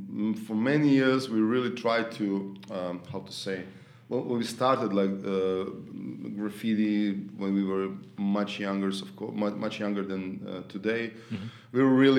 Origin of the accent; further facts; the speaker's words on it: Zagreb, City of Zagreb, Croatia; Yeah. Born and raised, yes.